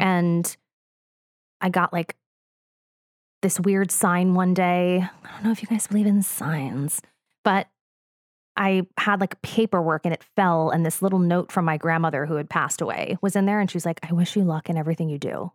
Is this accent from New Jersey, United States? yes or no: yes; New Jersey, United States; I'm from the Rolling Hills of New Jersey